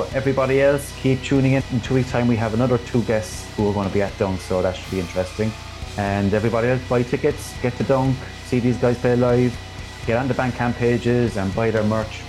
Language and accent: English; Ireland; I'm Irish. I'm Irish, so I have it in me.